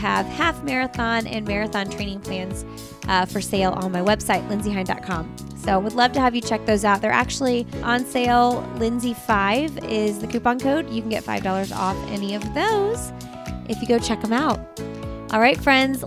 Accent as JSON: {"language": "English", "region": "Indiana", "country": "United States", "moved": "as an adult", "lives_now": "Raleigh, United States", "said": "I'm from Indiana and we kind of randomly moved here."}